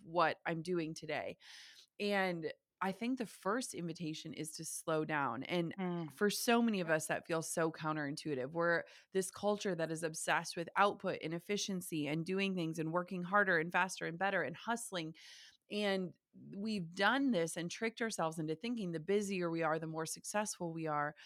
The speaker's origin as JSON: {"language": "English", "region": "small town Minnesota", "country": "United States", "tie": "born or raised there", "said": "I grew up in the Midwest in small town Minnesota. We still live in small town Minnesota"}